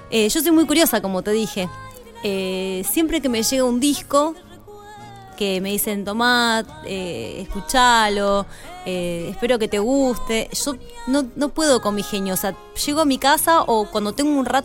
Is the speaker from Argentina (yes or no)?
yes; Buenos Aires, Argentina; born there; No, no es que yo porque soy nacida en Buenos Aires eh, elijo, bueno, canto tango porque, porque soy nacida en Buenos Aires, no.